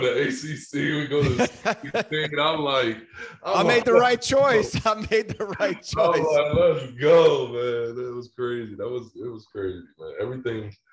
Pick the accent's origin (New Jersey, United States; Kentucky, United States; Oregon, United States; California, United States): New Jersey, United States; moved away as an adult; now in Denver, United States; I'm from New Jersey